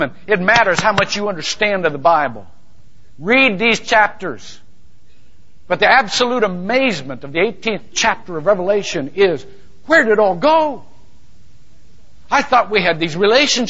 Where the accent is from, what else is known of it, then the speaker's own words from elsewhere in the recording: Shelby, United States; now in Longwood, United States; my hometown.